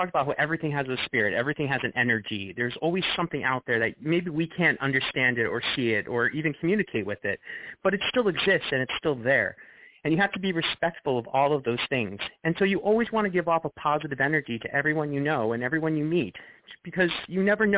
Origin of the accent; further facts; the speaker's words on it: Long Island, New York, United States; I grew up in Long Island.